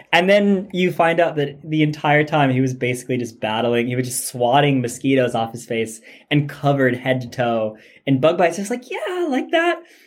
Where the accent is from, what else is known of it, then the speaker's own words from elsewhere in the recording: United States; growing up in the American educational system as I did